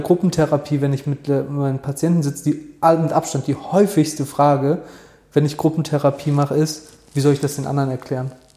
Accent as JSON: {"language": "German", "country": "Germany", "said": "bei uns in Deutschland"}